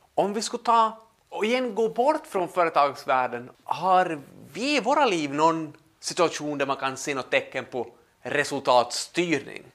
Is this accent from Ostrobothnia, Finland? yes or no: yes; Pedersöre, Ostrobothnia, Finland; vi hemma i Pedersöre